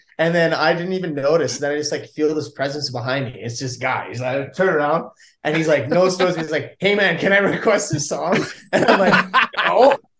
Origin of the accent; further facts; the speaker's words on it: Fairview, Alberta, Canada; moved away; I'm from Fairview. So I always got that, which is an hour north of Grand Prairie.